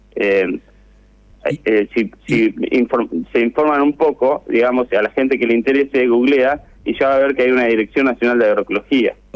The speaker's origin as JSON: {"language": "Spanish", "town": "Necochea", "region": "Buenos Aires Province", "country": "Argentina", "tie": "born or raised there", "moved": "yes", "said": "la ciudad donde yo nací"}